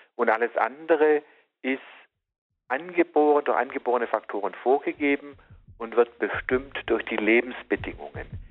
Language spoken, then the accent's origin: German; Southern Germany, Germany; bei uns im Süden